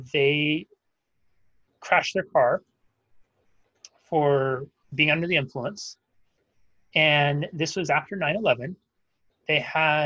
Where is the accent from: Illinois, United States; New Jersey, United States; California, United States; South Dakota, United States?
California, United States; Northern; Where I grew up in Northern California